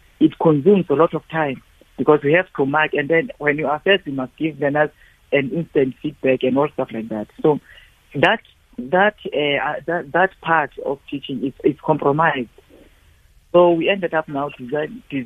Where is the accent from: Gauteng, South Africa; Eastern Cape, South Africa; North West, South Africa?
Eastern Cape, South Africa; I'm coming from the Eastern Cape in deep rural areas there